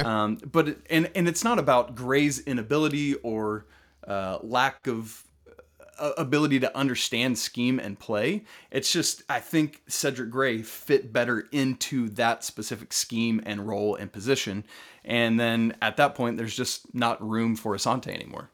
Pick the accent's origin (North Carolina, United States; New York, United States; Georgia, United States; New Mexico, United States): Georgia, United States; Atlanta; I grew up in Atlanta